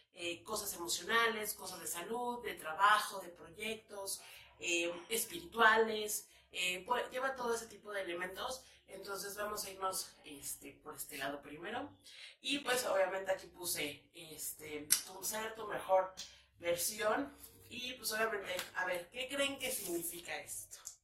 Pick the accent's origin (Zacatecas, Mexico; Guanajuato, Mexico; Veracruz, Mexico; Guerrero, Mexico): Guanajuato, Mexico; León; now in Mexico City, Mexico; soy chilanga, porque vivo en Chilangolandia, pero soy originaria de León, Guanajuato